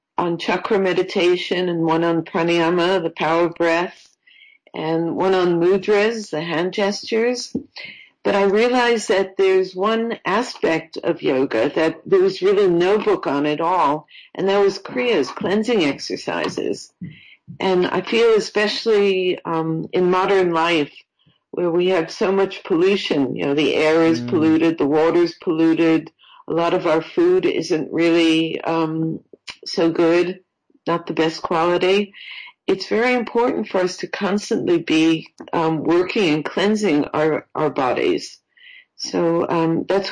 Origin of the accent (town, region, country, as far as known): New York, United States; moved away as an adult; also born or lived in Florida